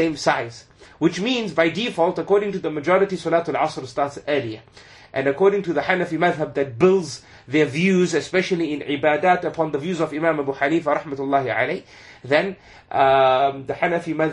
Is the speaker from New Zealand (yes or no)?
no; Zimbabwe; moved away; also born or lived in United Kingdom; when I grew up in Zimbabwe and even in the UK